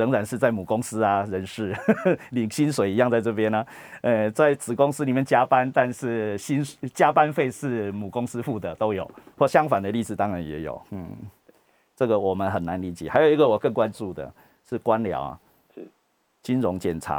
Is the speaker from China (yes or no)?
no; Taiwan; 我们台湾人